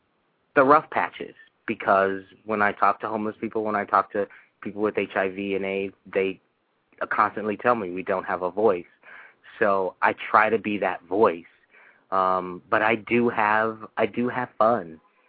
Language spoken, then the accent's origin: English; Santa Monica, California, United States; I was born and raised in Santa Monica